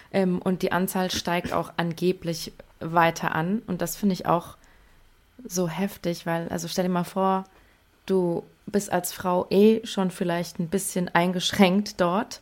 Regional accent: near Frankfurt, Hesse, Germany; ich komme aus Hessen, in der Nähe von Frankfurt

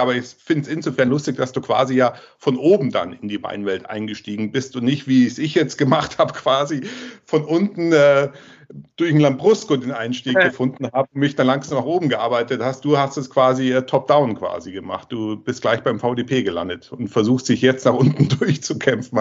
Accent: Southern Germany, Germany; ich bin jetzt aus dem Süden von Deutschland, wie ihr ja wisst und auch hört

